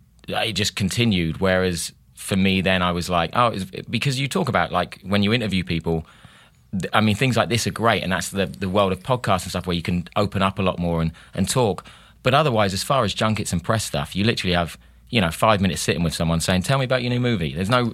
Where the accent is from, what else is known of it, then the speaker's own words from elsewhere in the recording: Hastings, South East England, United Kingdom; Yes, no, I really am from Hastings.